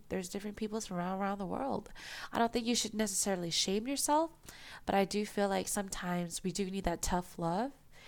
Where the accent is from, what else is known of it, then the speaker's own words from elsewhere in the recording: United States; I'm an Asian American girl who grew up in America